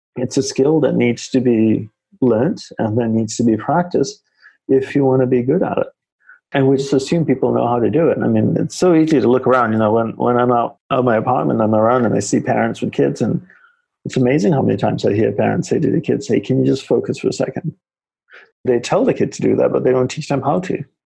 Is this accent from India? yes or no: no; Australia; moved away as an adult; also born or lived in Malaysia / Hawaii; now in New York City, United States; I grew up in Australia